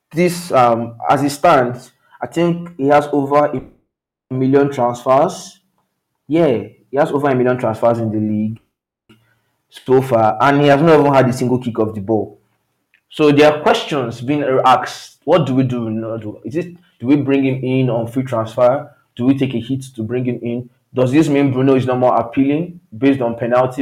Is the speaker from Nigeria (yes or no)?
yes; Nigeria; I come from Nigeria